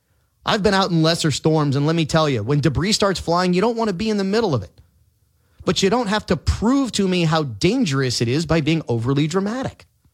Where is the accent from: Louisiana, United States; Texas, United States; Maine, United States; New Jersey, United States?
Louisiana, United States; we are tough, resilient people here in Louisiana.